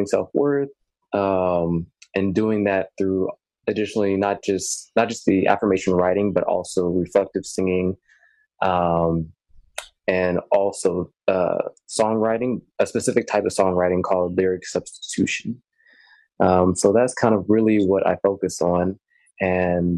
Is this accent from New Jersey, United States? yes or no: no; Houston, Texas, United States; I'm from Houston, Texas, and I'm here currently in Houston, hot Houston